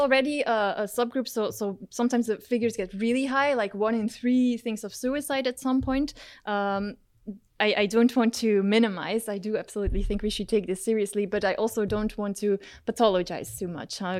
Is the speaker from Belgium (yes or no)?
yes; Belgium; now in Maastricht, Netherlands; I grew up in Belgium